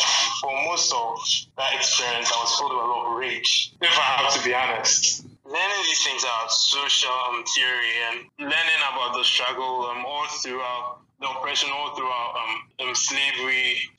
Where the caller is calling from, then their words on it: Ghana; I'm calling from Ghana, by the way.